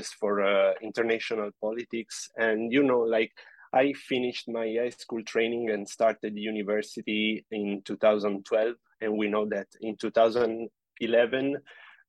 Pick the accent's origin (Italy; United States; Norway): Italy; moved away as an adult; now in Canada; I'm from Italy. I pursued my studies there, the bachelor degree and the master degree, both there